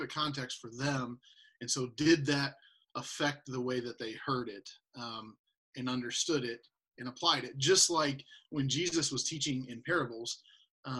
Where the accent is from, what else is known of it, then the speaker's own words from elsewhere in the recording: United States; we as white American Christians